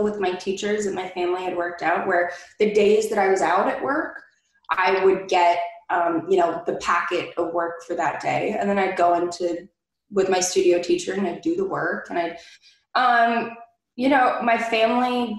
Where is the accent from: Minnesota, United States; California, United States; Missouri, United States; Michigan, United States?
California, United States; Southern; me being born and raised in Southern California